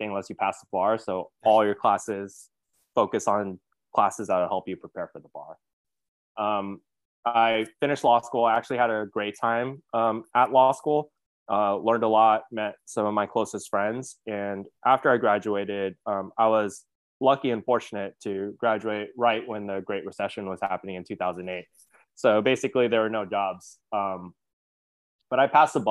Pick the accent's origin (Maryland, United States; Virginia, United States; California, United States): California, United States; Hawthorne; I was born and raised in Los Angeles, California, in this kind of small suburb called Hawthorne, California.